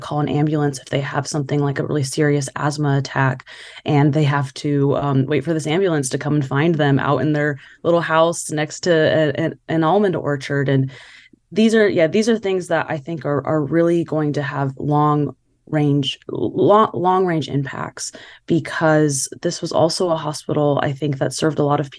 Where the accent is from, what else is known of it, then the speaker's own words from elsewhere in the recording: Bakersfield, California, United States; I grew up in Bakersfield, and you know, it's bigger than Madera.